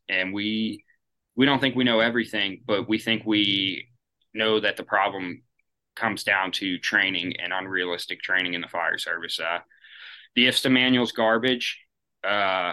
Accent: Kennedy Township, Pennsylvania, United States; my hometown's Kennedy Township. That's where my father volunteers.

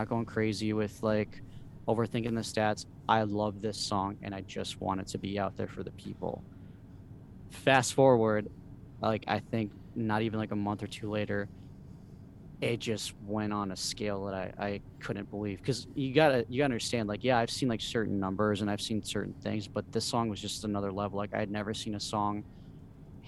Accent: Minnesota, United States; also born or lived in Mexico; me growing up here

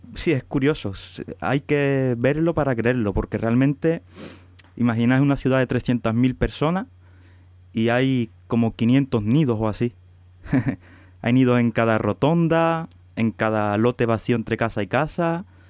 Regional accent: Huelva, Andalusia, Spain; soy de Huelva

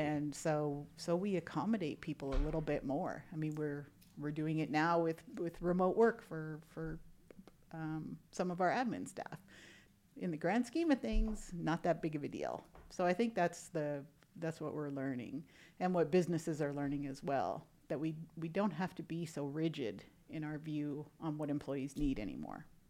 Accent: Canada; moved away as an adult; now in United States; I'm originally from Canada. I'm a Canadian citizen

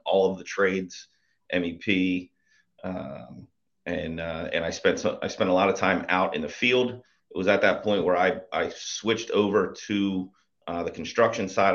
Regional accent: Bucks County, outside Philadelphia, Pennsylvania, United States; Grew up just right outside of Philadelphia in, in Bucks County

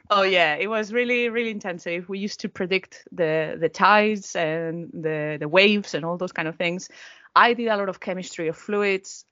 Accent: Valencia, Valencian Community, Spain; moved away as an adult; now in Norwich, United Kingdom; my hometown is Valencia

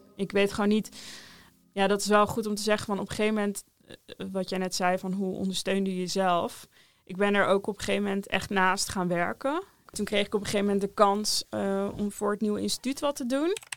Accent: Rotterdam, South Holland, Netherlands; Ik kom uit Rotterdam.

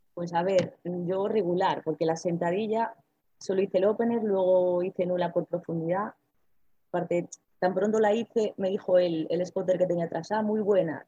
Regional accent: Ferrol, Galicia, Spain; como soy de aquí de Ferrol

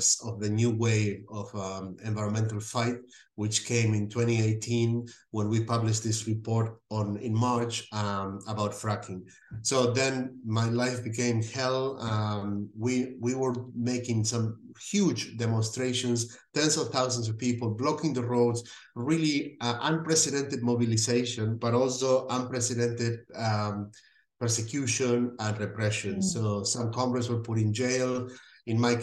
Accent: Buenos Aires, Argentina; moved away as an adult; also born or lived in California, United States; I'm from Argentina. I'm a scientist. I was born in Buenos Aires, and I went to study and work in the US for 10 years of my life

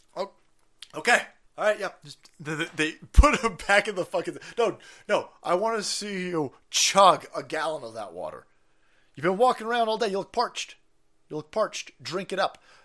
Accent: United States; I see myself as an American

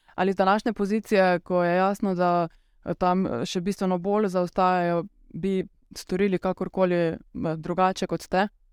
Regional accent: Meža Valley, Carinthia, Slovenia; moved away as an adult; now in Ljubljana, Slovenia; vsi trije prihajamo iz Koroške. Če se ne motim, popravite me, če ni prav, vsi trije iz Mežiške doline

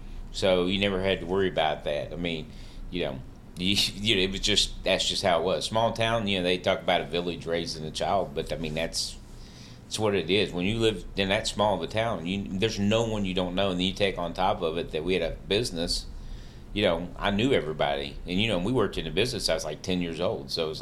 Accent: Tollesboro, Kentucky, United States; moved away as an adult; also born or lived in Missouri / Michigan; I basically grew up in Tullsboro, a town of 700 people.

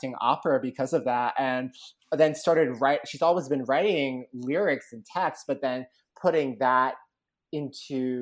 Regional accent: Connecticut, United States; the town where I grew up in Connecticut

